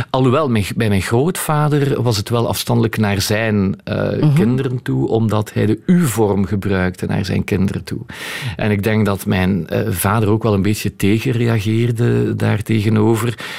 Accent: Flanders, Belgium; Eh, het Frans, ik ben wel een Vlaming, maar ik spreek ook wel Frans.

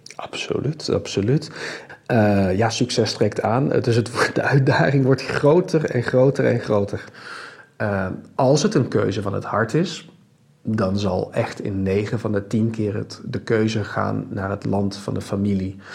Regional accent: Netherlands; ik ben geboren en getogen in Nederland, maar 100% Belg dankzij twee West-Vlaamse ouders

